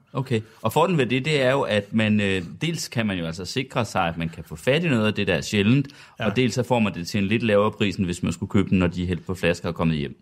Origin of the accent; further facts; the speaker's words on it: Sønder Felding, Central Denmark Region, Denmark; Jeg er dog fra Sønderfælling, der ligger ja. cirka 20 km syd for Herning.